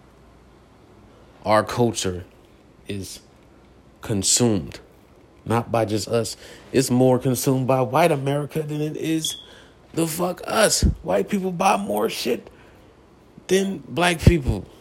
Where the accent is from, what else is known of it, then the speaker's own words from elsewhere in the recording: United States; I'm American